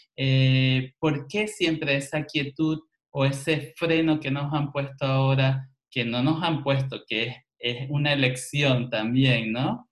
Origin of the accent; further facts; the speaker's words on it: Venezuela; moved away; also born or lived in Barcelona, Spain; yo que vengo de Venezuela